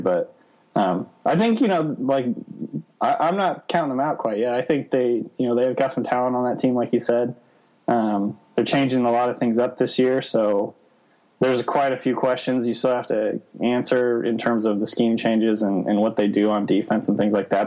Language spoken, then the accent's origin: English; Nebraska, United States; moved away; I'm from Nebraska originally